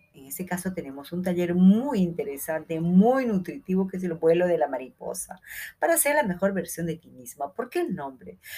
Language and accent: Spanish; Peru; en Perú, en mi país